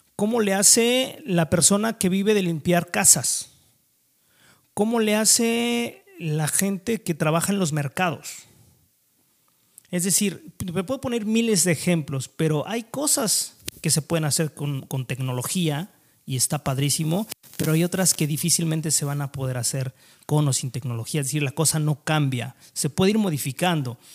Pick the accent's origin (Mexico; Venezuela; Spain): Mexico